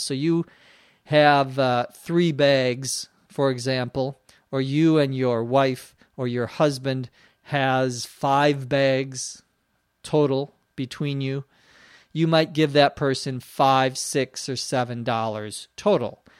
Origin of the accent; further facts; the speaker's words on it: Minnesota, United States; now in Los Angeles, United States; back to my home state, back to Minnesota to visit my parents